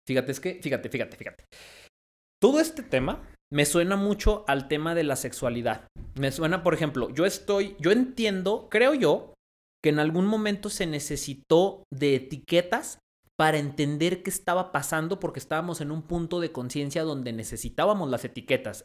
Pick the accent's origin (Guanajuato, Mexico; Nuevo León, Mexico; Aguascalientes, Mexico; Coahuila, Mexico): Guanajuato, Mexico; León; also born or lived in Mexico City; now in Zacatecas, Mexico; yo nací en León.